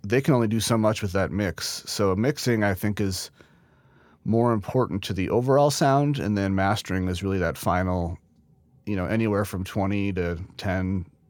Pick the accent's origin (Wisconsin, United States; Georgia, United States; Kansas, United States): Wisconsin, United States; Neenah; I was born and raised in Neenah, Wisconsin